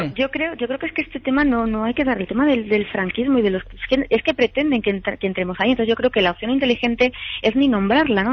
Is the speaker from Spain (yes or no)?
yes; Spain; como española